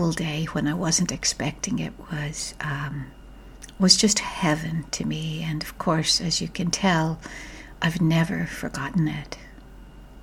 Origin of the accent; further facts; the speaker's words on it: Ireland; my childhood growing up in Ireland